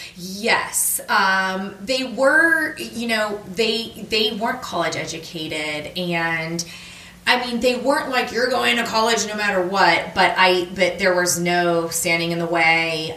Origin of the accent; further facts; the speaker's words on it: Austintown, Ohio, United States; moved away as an adult; also born or lived in Michigan; now in Washington, D.C., United States; I was born in Northeast Ohio, a suburb of Youngstown, Ohio, called Austintown, and um, I lived there